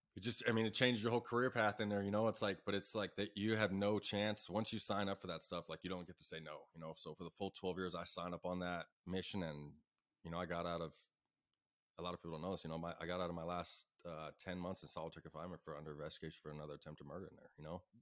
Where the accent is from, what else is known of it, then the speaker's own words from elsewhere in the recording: Ahwatukee, Arizona, United States; I'm from Awaitooki